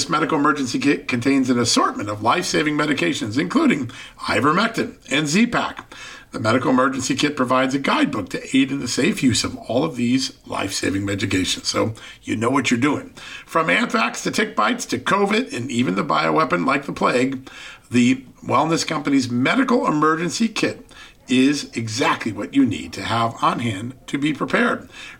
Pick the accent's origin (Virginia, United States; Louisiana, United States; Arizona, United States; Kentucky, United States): Virginia, United States; my home state of Virginia